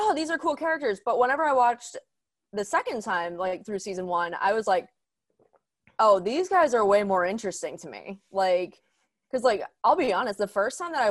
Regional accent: Pittsburgh, Pennsylvania, United States; I live in Pittsburgh, grew up here

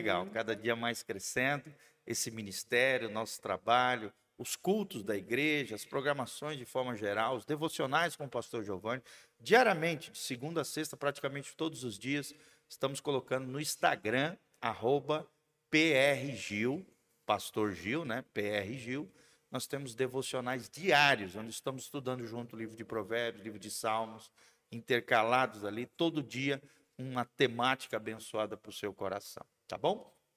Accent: Brazil; nós como brasileiros

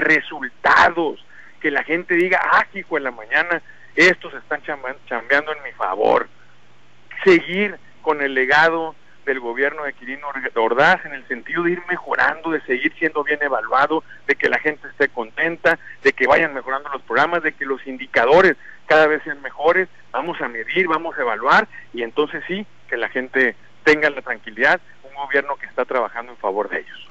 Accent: Sinaloa, Mexico; Eso somos los sinaloenses

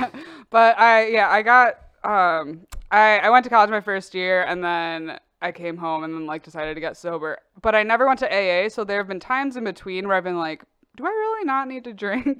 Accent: Oak Park, Illinois, United States; also born or lived in Chicago, Illinois; I grew up in Oak Park, Illinois

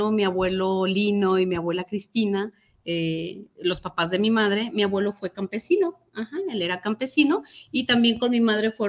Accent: Tlaquepaque, Jalisco, Mexico; orgullosa de ser tapatía oriunda de Tlaquepaque

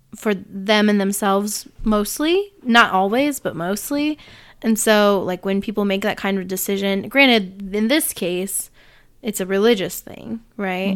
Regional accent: Illinois, United States; I was born on April eighteenth in Illinois

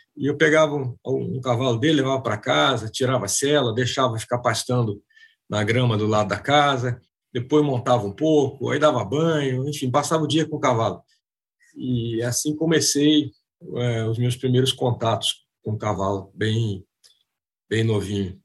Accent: Rio de Janeiro, Brazil; moved away as an adult; also born or lived in Argentina / Uruguay / Recife / São Paulo; Eu nasci e cresci no Rio, né?

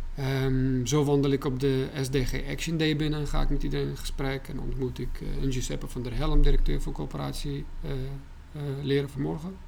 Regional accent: Baghdad, Baghdad Governorate, Iraq; now in Netherlands; Ik ben in Bagdad opgegroeid

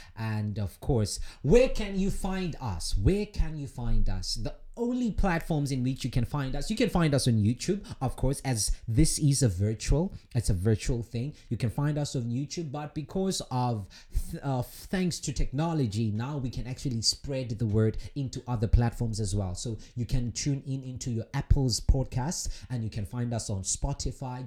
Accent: South Africa; moved away as an adult; now in Russia; my home country, South Africa

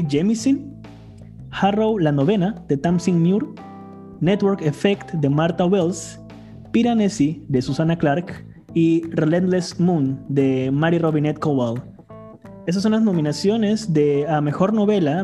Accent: Iquitos, Loreto, Peru; yo soy de Iquitos y, para los que nos escuchan y no son de Perú, Iquitos es básicamente una isla en medio del Amazonas, en Perú

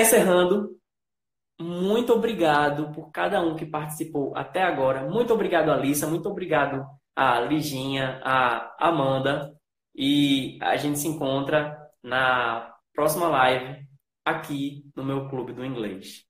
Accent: Recife, Pernambuco, Brazil; eu não só sou brasileiro, eu sou nordestino. Eu sou aqui do Recife

